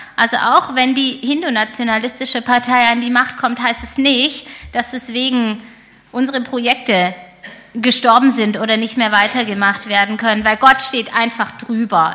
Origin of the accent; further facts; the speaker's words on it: Germany; als Deutsche